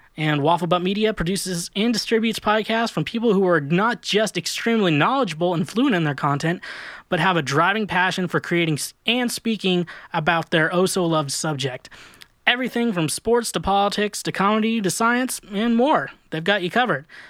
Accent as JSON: {"language": "English", "region": "Kansas", "country": "United States", "tie": "born or raised there", "also_born_or_lived": "Kirksville, Missouri / Warrensburg, Missouri", "moved": "yes", "said": "I lived in Kansas for a majority of my life. Then I lived in two small towns in Missouri"}